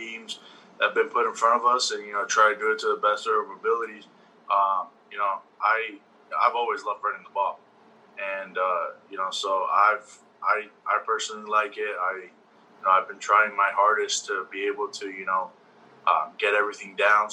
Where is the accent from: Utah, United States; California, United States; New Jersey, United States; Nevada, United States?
Nevada, United States; Las Vegas; We're both from Las Vegas, Nevada